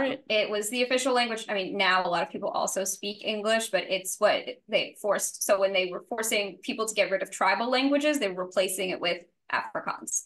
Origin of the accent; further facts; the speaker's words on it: New Orleans, Louisiana, United States; I grew up in New Orleans